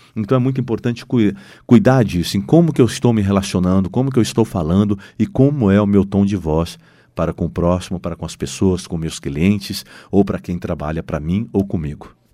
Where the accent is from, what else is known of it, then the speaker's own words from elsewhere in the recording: Londrina, Paraná, Brazil; nós somos londrinenses, nós somos brasileiros